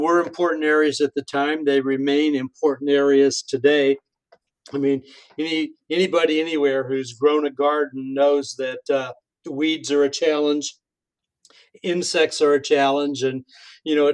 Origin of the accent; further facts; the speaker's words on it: Wellington, Illinois, United States; moved away; also born or lived in Hoopeston, Illinois; I'm from Hoopston, because it had a few thousand people